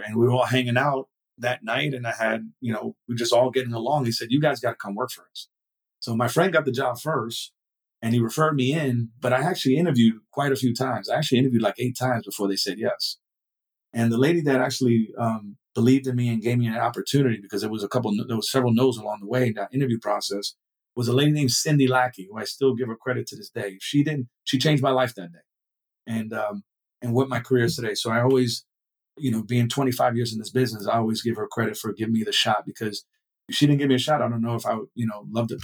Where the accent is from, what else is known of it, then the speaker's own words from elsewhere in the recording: New York City, New York, United States; moved away as an adult; I was actually born in uh, in Brooklyn, New York. I was raised in New York until I was uh, graduated high school